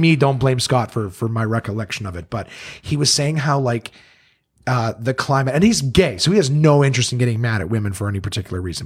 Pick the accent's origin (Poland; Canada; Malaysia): Canada; growing up in Canada